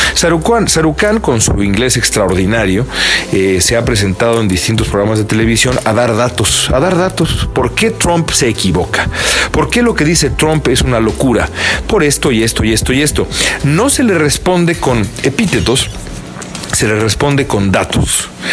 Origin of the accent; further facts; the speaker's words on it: Mexico; now in United States; los mexicanos de acá son, somos tan mexicanos